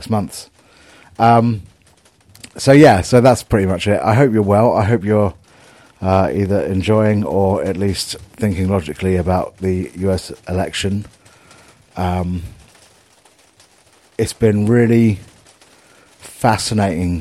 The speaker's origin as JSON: {"language": "English", "town": "Southampton", "region": "South East England", "country": "United Kingdom", "tie": "born or raised there", "said": "my hometown"}